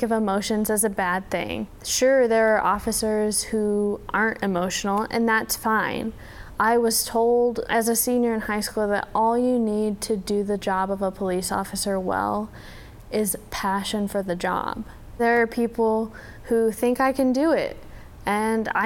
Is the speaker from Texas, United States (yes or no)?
yes; Texarkana, Texas, United States; moved away as an adult; now in Valparaiso, United States; I was born in Texarkana in Texas